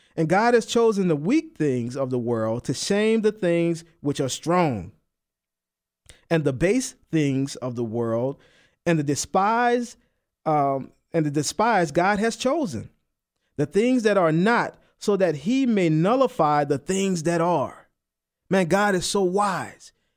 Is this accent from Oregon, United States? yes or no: no; New Orleans, Louisiana, United States; I'm from New Orleans. I don't enunciate, you know? My T's, they sound like D's